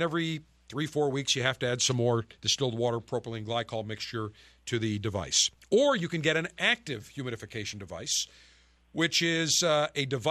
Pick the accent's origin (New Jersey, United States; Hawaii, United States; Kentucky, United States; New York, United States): New York, United States; Buffalo; my hometown of Buffalo, New York